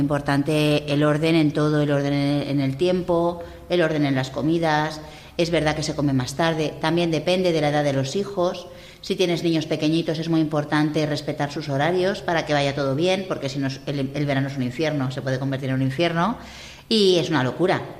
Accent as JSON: {"language": "Spanish", "town": "Madrid", "region": "Community of Madrid", "country": "Spain", "moved": "yes", "said": "soy madrileña y hablo fatal"}